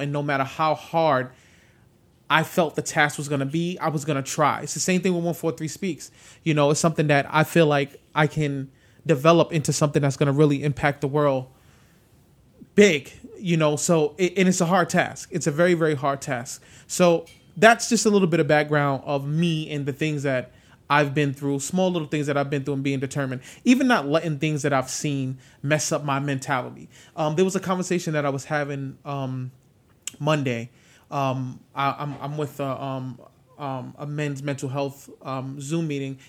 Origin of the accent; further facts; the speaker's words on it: New York City, New York, United States; moved away; growing up in the South Bronx